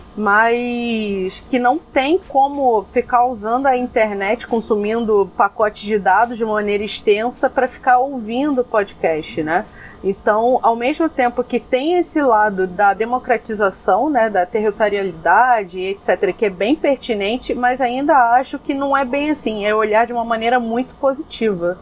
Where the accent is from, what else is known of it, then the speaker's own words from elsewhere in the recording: Rio de Janeiro, Brazil; accent: carioca; caso meu sotaque não tenha entregado é, que eu sou carioca